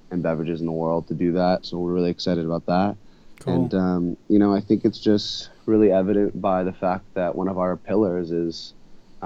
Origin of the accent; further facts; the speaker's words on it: United States; also born or lived in Santa Barbara, California, United States / Hawaii, United States; growing up in Santa Barbara, Hawaii